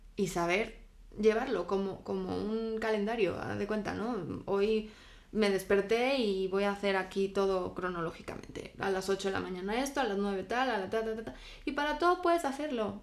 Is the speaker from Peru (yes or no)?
no; Spain; mi infancia la viví en España